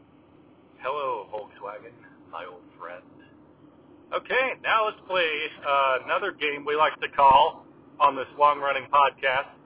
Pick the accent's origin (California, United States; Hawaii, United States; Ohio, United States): California, United States; Southern; now in Washington, United States; I am originally from Southern California